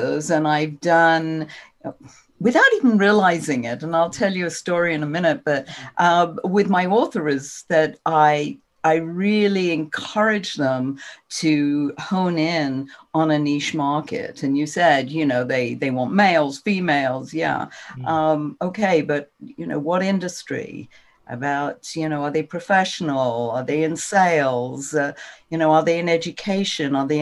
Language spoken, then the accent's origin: English; England, United Kingdom; moved away as an adult; now in United States; I'm originally from England